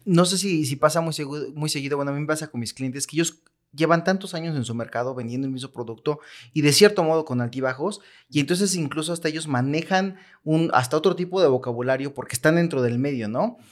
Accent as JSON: {"language": "Spanish", "country": "Mexico", "said": "nosotros como mexicanos"}